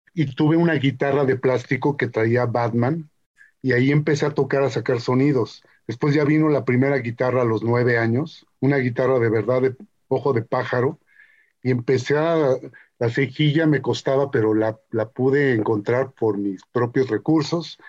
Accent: Mexico; yo soy mexica, yo soy mexica, mexica, mexica de, pulque, de, pueblo

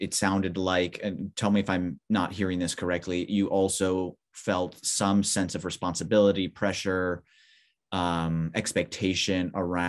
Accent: Southern California, United States; Californian, Southern Californian

